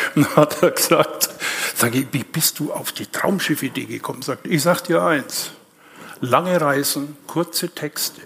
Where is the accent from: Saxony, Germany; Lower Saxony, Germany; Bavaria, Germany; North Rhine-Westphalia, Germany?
Bavaria, Germany; Nuremberg; now in Leipzig, Germany; ich bin gebürtiger Nürnberger